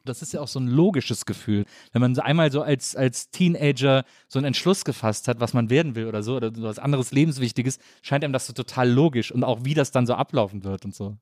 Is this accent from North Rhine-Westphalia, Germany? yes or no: yes; Wesseling, North Rhine-Westphalia, Germany; moved away; Ich komme ja aus Wesseling, zwischen Köln und Bonn, aus so einer Kleinstadt